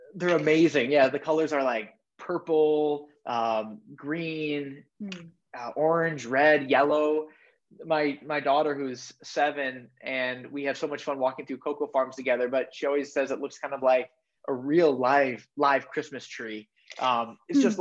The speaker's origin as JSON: {"language": "English", "town": "Madison", "region": "Wisconsin", "country": "United States", "said": "I'm from Madison, Wisconsin"}